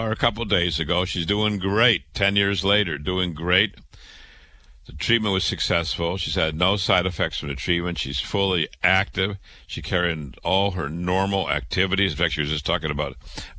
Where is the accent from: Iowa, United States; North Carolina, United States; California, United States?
Iowa, United States; Waterloo; I was born in Waterloo, Iowa, went to public school, went to university, went to medical school.